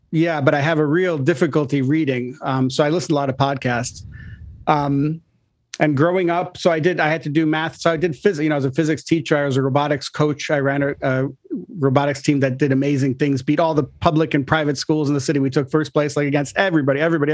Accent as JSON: {"language": "English", "town": "Chicago", "region": "Illinois", "country": "United States", "tie": "born or raised there", "also_born_or_lived": "Israel", "moved": "yes", "lives_now": "New York City, United States", "said": "I grew up in Chicago, middle class family"}